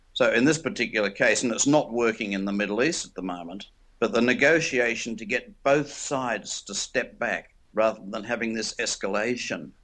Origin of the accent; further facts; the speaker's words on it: Australia; also born or lived in England; I'm Australian